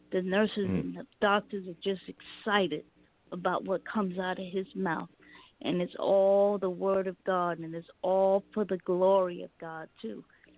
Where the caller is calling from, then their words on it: Lawrenceville, Georgia, United States; I'm calling from Lawrenceville, Georgia, Atlanta, Georgia.